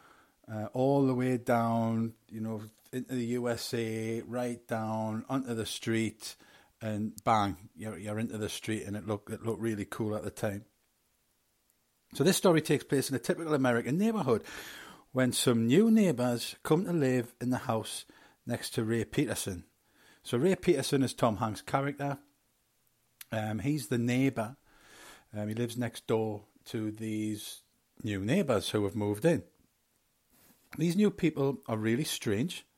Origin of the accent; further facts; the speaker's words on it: England, United Kingdom; I was born in England.